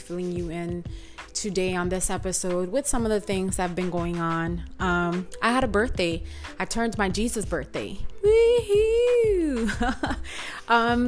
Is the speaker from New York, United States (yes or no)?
yes; New York City, New York, United States; I grew up in Washington Heights, in the 90s